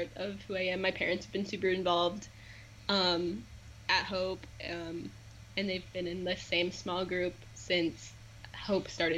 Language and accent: English; West Des Moines, Iowa, United States; I'm from West Des Moines, Iowa